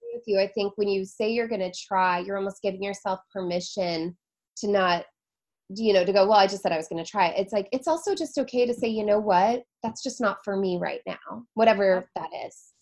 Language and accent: English; Seattle, Washington, United States; moved away as an adult; also born or lived in Florida / San Diego; now in New York City, United States; I'm from Seattle originally, born and raised